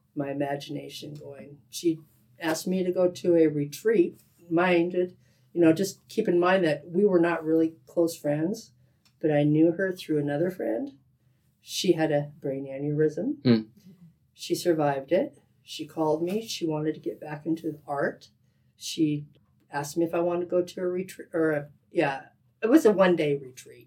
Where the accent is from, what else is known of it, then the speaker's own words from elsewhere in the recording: Yakima, Washington, United States; now in Silver Valley, United States; I'm originally from Yakima, Washington, okay. born and raised over there